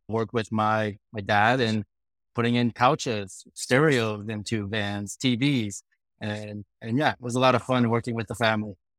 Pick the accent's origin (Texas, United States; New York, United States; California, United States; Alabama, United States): California, United States; Sacramento; also born or lived in South Korea; I immigrated from Korea when I was uh, 10 years old. Our family moved to Sacramento